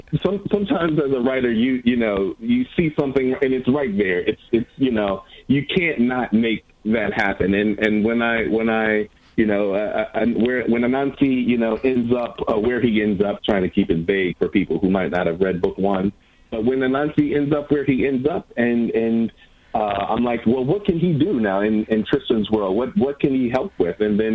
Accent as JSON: {"language": "English", "town": "Milwaukee", "region": "Wisconsin", "country": "United States", "tie": "born or raised there", "said": "In Milwaukee, Wisconsin."}